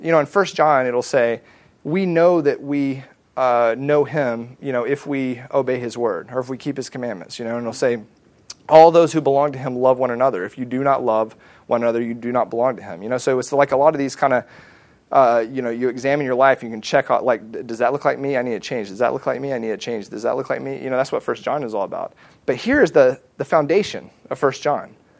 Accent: the South, United States; I grew up in the South

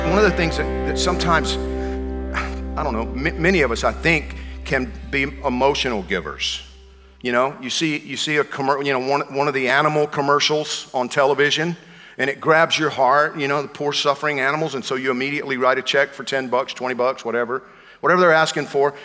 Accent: Georgia, United States; I'm from Georgia.

